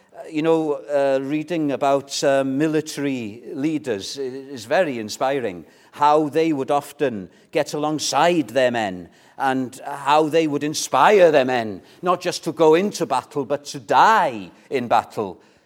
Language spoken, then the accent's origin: English; Welsh, Wales, United Kingdom; we're Welsh